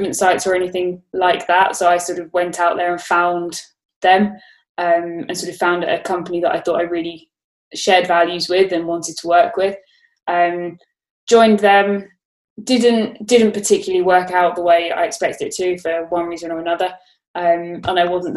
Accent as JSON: {"language": "English", "town": "Brighton", "region": "South East England", "country": "United Kingdom", "tie": "born or raised there", "also_born_or_lived": "Australia", "moved": "as an adult", "lives_now": "London, United Kingdom", "said": "I grew up in Brighton"}